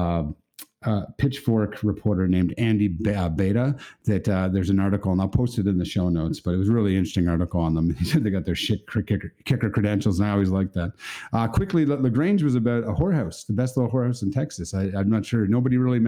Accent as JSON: {"language": "English", "country": "Canada", "said": "as a Canadian"}